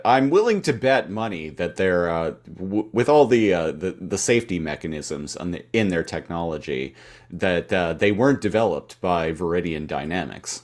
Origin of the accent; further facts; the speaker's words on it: Canada; as a Canadian